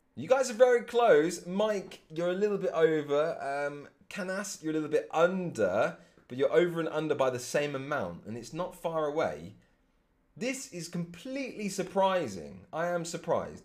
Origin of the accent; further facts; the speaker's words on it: England, United Kingdom; being English